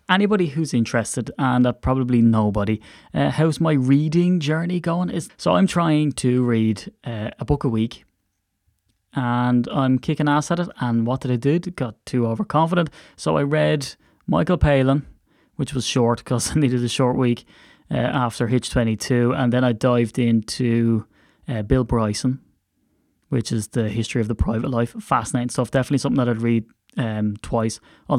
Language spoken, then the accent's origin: English; Ireland; And as an Irishman, I have to watch my THs.